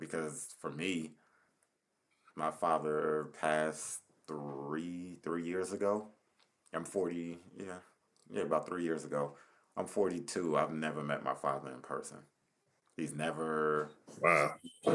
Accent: Paterson, New Jersey, United States; I'm from Patterson

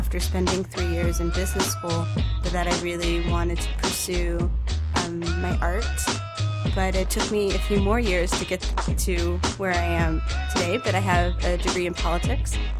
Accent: Dallas, Texas, United States; also born or lived in Cyprus; I'm from Dallas, Texas. I was born here, but I'm Greek. I'm from Cyprus, but I live here now

